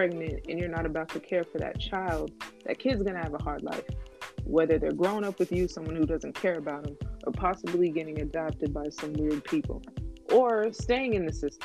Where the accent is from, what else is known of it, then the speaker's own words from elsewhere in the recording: Temecula, California, United States; I grew up in Temecula around a lot of white people